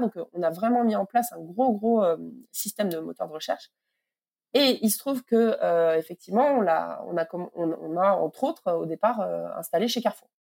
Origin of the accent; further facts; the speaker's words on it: Toulouse, Occitania, France; Je suis euh, toulousaine